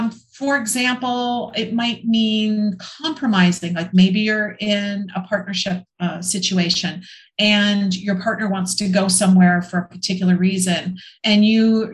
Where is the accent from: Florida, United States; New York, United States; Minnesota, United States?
Minnesota, United States; moved away as an adult; I'm from Minnesota. I spent the first 28 years of my life in the snow